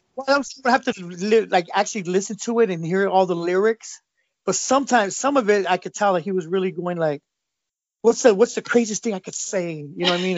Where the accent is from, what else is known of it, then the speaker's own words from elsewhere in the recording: Los Angeles, California, United States; moved away as an adult; now in Arizona, United States; I grew up in Los Angeles and I went to school in the San Fernando Valley